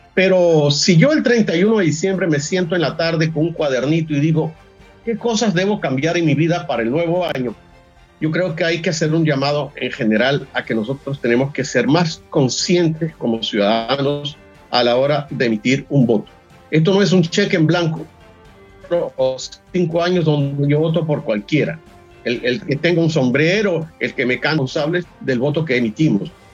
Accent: Venezuela

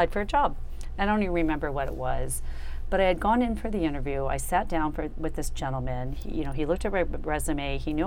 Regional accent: Ohio, United States; moved away as an adult; I'm from Ohio

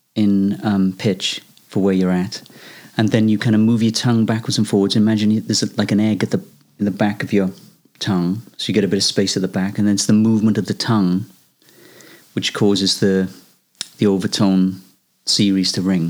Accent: Wales, United Kingdom; I come from Wales and we've got a tradition of Welsh male voice choirs.

